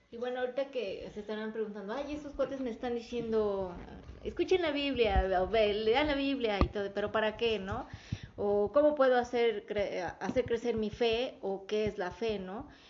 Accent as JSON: {"language": "Spanish", "country": "Mexico", "said": "somos mexicanos, no somos de Israel"}